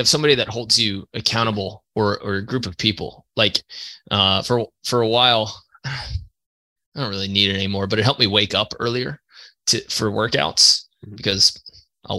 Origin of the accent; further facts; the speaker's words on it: New York, United States; I'm from New York